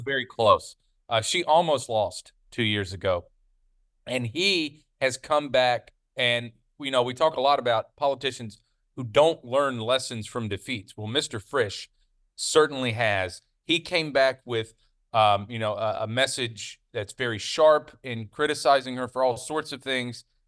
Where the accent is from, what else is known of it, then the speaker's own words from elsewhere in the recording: the South, United States; you and I grew up in the South